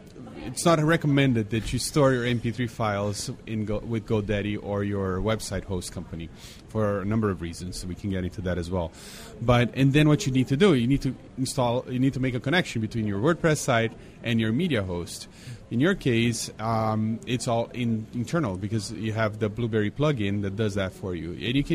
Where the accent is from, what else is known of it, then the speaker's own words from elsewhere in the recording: Brazil; Remember when I was growing up in Brazil, Everybody drove a VW Bug. That's all we had there.